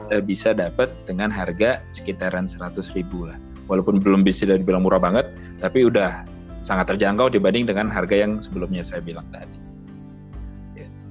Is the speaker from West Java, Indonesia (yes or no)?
yes; West Java, Indonesia; daerah gue boleh ya di di Jawa Barat